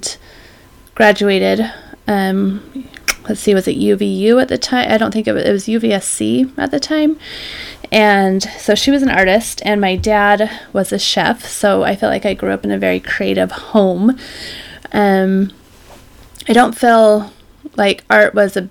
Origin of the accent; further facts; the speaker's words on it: American Fork, Utah, United States; also born or lived in Mayfield, Utah / Mount Pleasant, Utah; now in Bend, United States; I grew up in American Fork, Utah